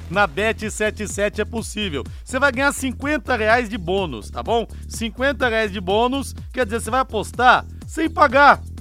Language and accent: Portuguese; São José dos Campos, São Paulo, Brazil; moved away; a minha querida São José dos Campos, a minha terra natal.